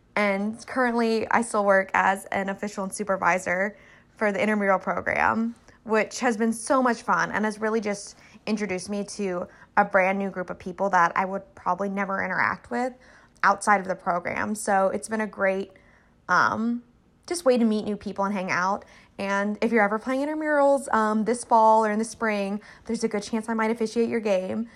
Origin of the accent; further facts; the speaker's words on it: Little Rock, Arkansas, United States; moved away; I am originally from Little Rock, Arkansas